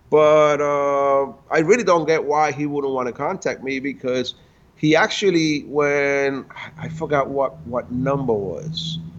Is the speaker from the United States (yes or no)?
yes; New York City, New York, United States; I'm from Washington Heights